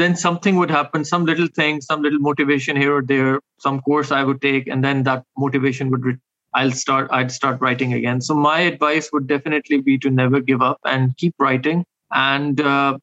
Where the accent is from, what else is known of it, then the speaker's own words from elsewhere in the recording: Pakistan; I'm a Pakistani author